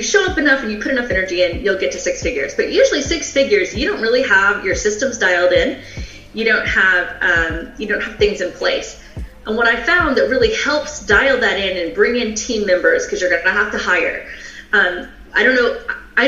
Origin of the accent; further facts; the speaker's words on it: the South, United States; I'm from the South.